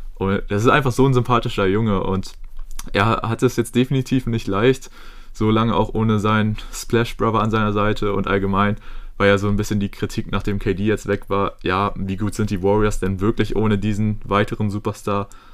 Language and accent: German; Germany; wir als Deutsche